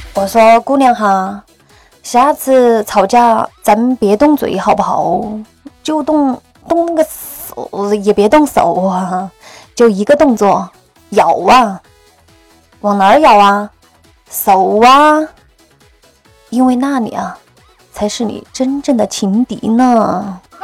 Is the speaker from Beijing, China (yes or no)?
no; Sichuan, China; also born or lived in Northeast China; 我们四川人儿也是不怕事的